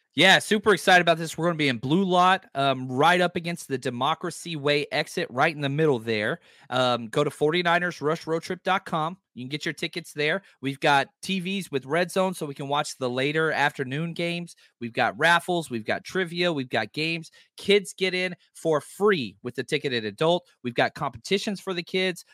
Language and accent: English; the South, United States; I'm from the South